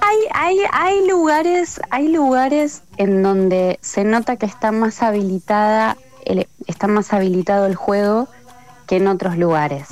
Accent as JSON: {"language": "Spanish", "region": "Buenos Aires Province", "country": "Argentina", "said": "yo soy del conurbano bonaerense"}